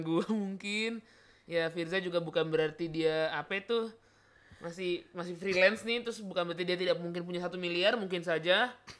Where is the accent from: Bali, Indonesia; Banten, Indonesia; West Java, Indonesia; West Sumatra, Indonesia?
Banten, Indonesia; South Tangerang; gua warga Ciputa Timur